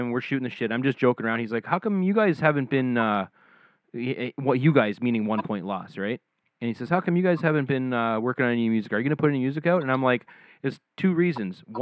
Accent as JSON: {"language": "English", "region": "Scotland", "country": "United Kingdom", "said": "I'm I'm from Scotland, so I love"}